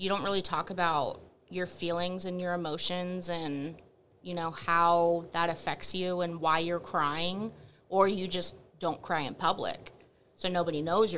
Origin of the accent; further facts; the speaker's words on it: Wylie, Texas, United States; I was born and raised in Wiley, Texas.